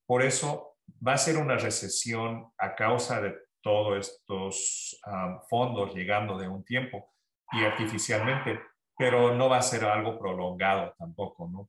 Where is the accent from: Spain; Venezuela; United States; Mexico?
United States; Santa Ana, California; cuando yo me criaba aquí